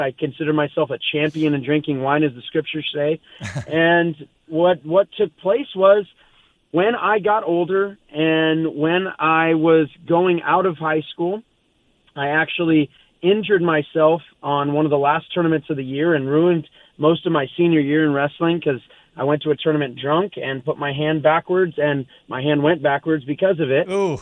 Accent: Southern California, United States; I grew up here in Southern California.

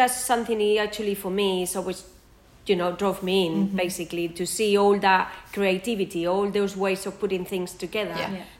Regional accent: Bilbao, Basque Country, Spain; moved away as an adult; now in London, United Kingdom; I'm from the north of Spain, I'm from Bilbao.

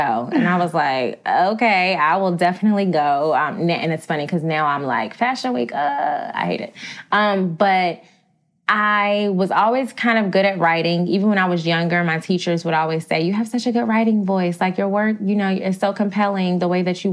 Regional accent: Augusta, Georgia, United States; moved away as an adult; now in New York City, United States; I'm not even from Atlanta, Georgia. I'm from Augusta, Georgia. So I'm like small town girl.

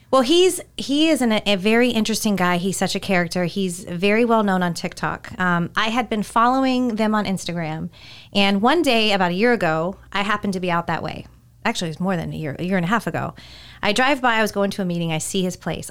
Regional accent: California, United States; moved away; growing up in California, we had a huge Mexican community

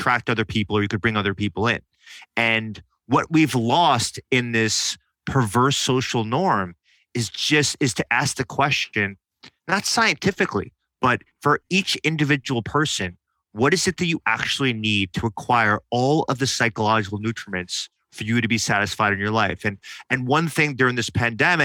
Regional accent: New York, United States; Growing up in New York

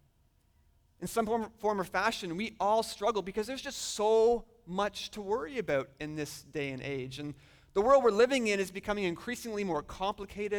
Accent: just outside Toronto, Ontario, Canada; moved away as an adult; now in Michigan, United States; I am Canadian. I've spent almost my entire life living just outside of the big city of Toronto in Ontario

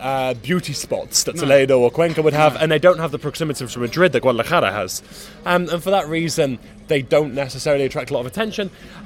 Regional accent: England, United Kingdom; as an English person, is an absolute delight.

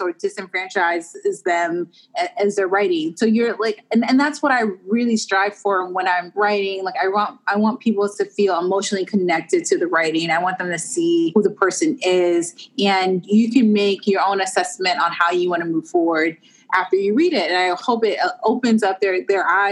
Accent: Washington, District of Columbia, United States; moved away; I'm from Washington, D.C. originally

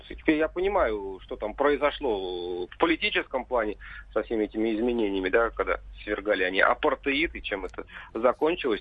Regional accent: Tver Oblast, Russia; moved away; в деревне на малой родине в Тверской области

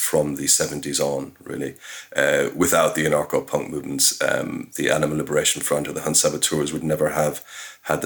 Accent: Cork, Munster, Ireland; moved away; I'm from Cork City. I haven't lived in Ireland for many years

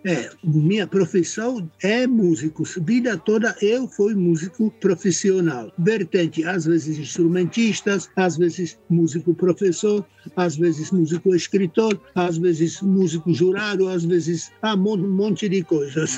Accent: Czechia; Portuguese is a second language; moved away as an adult; now in Brazil; Eu nasci na República Tcheca, como já falei, antes da Segunda Guerra Mundial

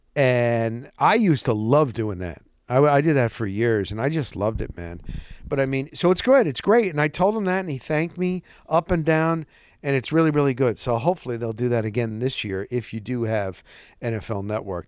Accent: New Jersey, United States; also born or lived in Scranton, Pennsylvania; I was born in Scranton, P A. We moved to Jersey when I was a year old

